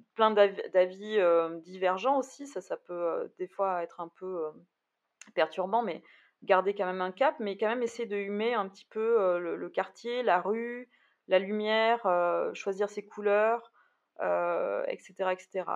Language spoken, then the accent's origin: French; Bordeaux, Nouvelle-Aquitaine, France; je suis bordelaise, donc euh, c'est vrai que je Bordeaux c'est une ville quand même que je connais